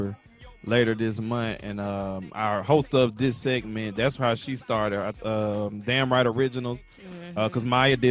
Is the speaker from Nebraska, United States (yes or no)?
no; Atlanta, Georgia, United States; get out of Atlanta for work. But I just love my hometown